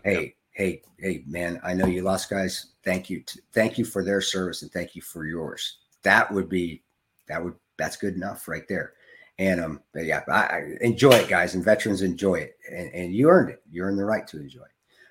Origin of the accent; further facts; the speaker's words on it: United States; as an American